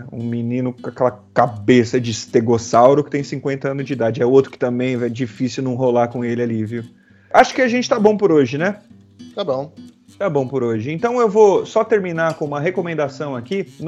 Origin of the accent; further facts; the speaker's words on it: Itaquera, São Paulo, Brazil; Em contraposição, eu vim de Itaquera, então quebrado é nós.